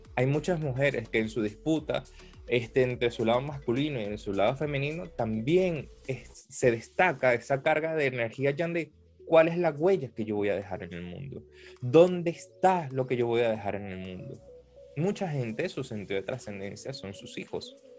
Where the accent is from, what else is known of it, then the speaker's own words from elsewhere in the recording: Venezuela; soy venezolano